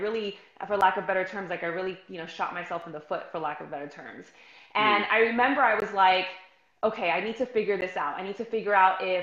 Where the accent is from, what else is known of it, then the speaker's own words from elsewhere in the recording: New York City, New York, United States; I'm from New York City, grew up, born and raised